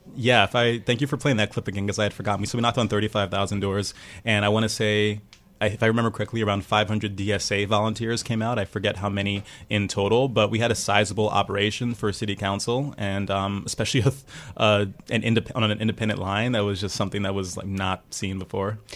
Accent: New York City, New York, United States; I'm a native New Yorker. I'm from Brooklyn originally, I'm um, from Prospect Heights

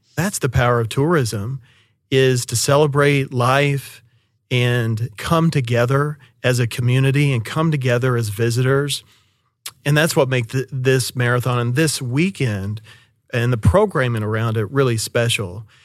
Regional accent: Shawnee, Oklahoma, United States; moved away as an adult; also born or lived in Seminole, Oklahoma; being a native from Oklahoma City metro area, I was born and raised in Shawnee and Seminole

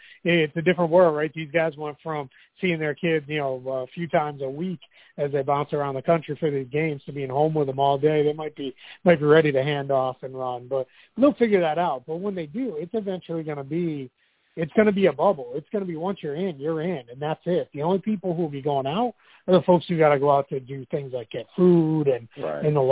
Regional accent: Boston, Massachusetts, United States; moved away; back home in Boston

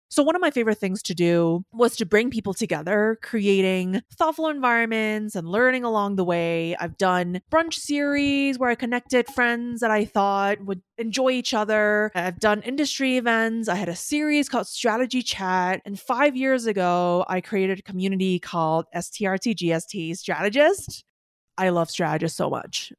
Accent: Hong Kong; moved away as an adult; also born or lived in New York; I was born and raised in Hong Kong

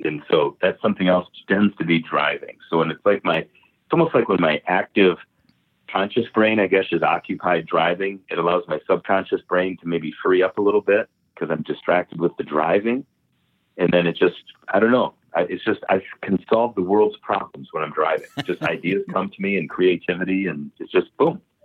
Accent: Michigan, United States; I'm from Michigan, and Michigan's a beautiful state

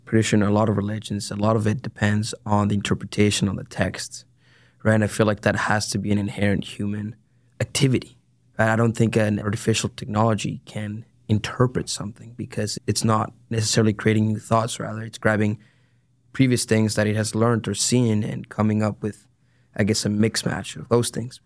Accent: San Diego, California, United States; moved away as an adult; now in Dallas, United States; I am originally from San Diego, California

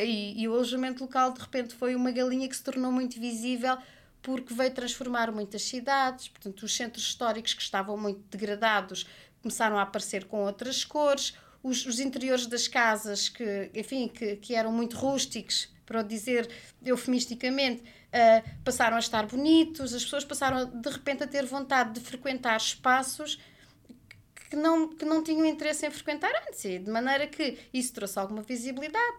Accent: Portugal; enquanto portuguesa que gosta de passar férias em família

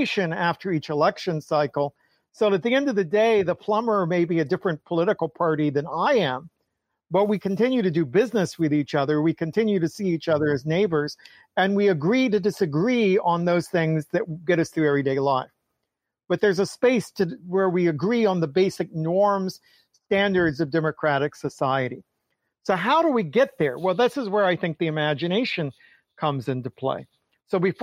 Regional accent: Atlanta, Georgia, United States; I grew up in Atlanta

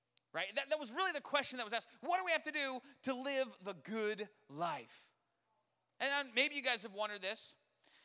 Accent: Colorado, United States; I grew up in Colorado.

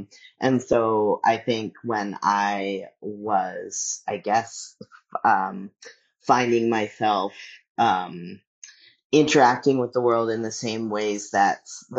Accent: Dallas, Texas, United States; also born or lived in Sacramento; growing up in Dallas and also growing up in Sacramento, which I had a really hard time when I was a kid in Sacramento.

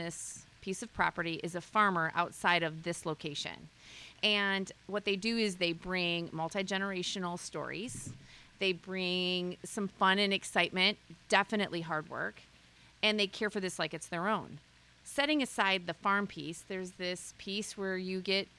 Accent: South Haven, Michigan, United States; South Haven's my hometown

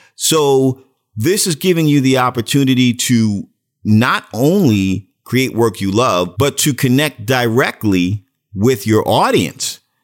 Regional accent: New York City, New York, United States; moved away; I was from Brooklyn

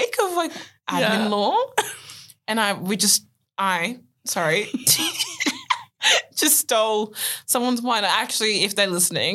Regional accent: Australia; we're Australian

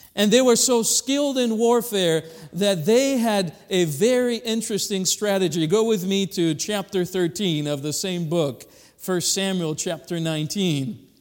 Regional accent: Madagascar; now in Kalamazoo, United States; we come from Kalamazoo, but I was originally born in Madagascar

